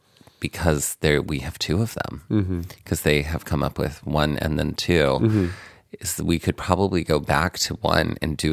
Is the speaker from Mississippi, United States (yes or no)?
yes; Biloxi, Mississippi, United States; I am from Biloxi.